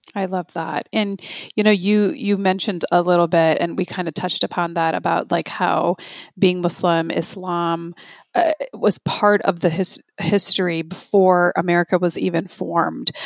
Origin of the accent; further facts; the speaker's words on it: Chicago, Illinois, United States; I'm from Chicago, so like the Midwest